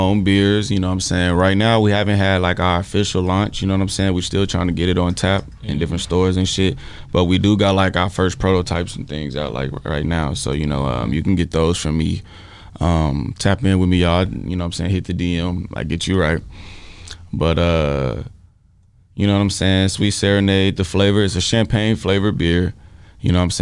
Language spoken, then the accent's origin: English; Fort Worth, Texas, United States; I grew up in Texas, too, you know what I'm saying? Like, I graduated high school and shit in Fort Worth, Texas.